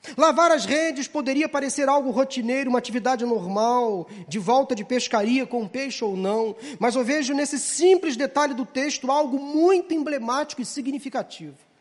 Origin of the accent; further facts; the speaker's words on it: Rio de Janeiro, Brazil; nós que somos cariocas